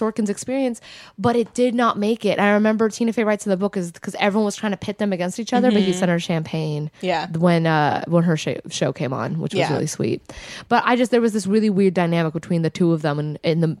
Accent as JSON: {"language": "English", "area": "Orange County", "region": "California", "country": "United States", "said": "being from Orange County"}